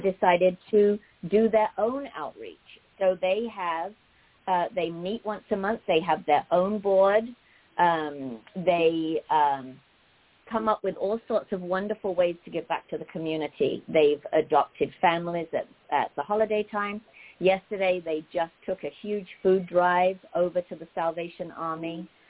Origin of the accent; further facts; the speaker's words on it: England, United Kingdom; moved away as an adult; also born or lived in London, England; now in Los Angeles, United States; I'm from England